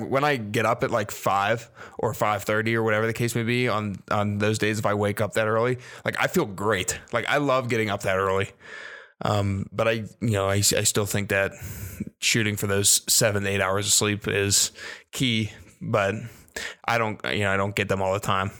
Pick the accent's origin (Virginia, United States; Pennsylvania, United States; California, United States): Virginia, United States; I was born in Virginia.